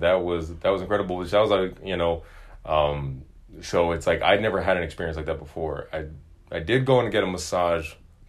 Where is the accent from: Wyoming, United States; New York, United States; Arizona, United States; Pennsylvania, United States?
Arizona, United States; Phoenix; And now I grew up in the desert. I grew up in Phoenix, Arizona.